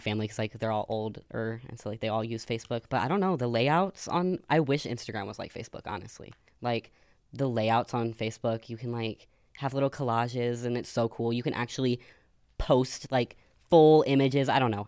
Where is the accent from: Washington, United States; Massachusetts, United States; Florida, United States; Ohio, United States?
Ohio, United States; moved away; also born or lived in Arizona; I did grow up in Ohio